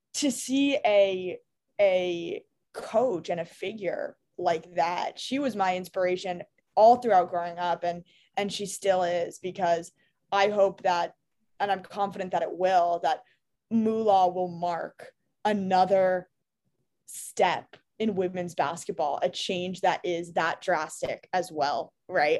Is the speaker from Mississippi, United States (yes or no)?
no; New York City, New York, United States; I grew up in New York City.